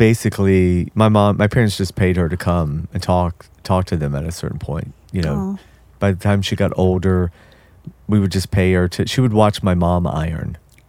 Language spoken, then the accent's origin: English; the South, United States; I grew up in the South